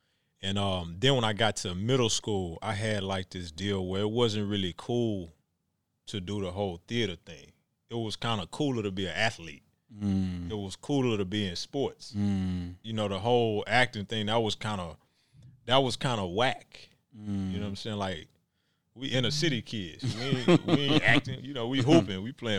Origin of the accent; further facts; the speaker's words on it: Texas, United States; And, you know, I came from Texas, so I ain't know, you know, you got to grind.